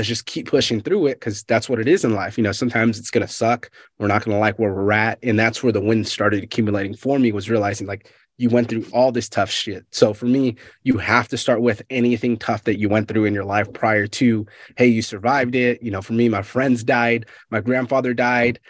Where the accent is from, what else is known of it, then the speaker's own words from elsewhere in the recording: Fresno, California, United States; moved away; I'm from Fresno, California originally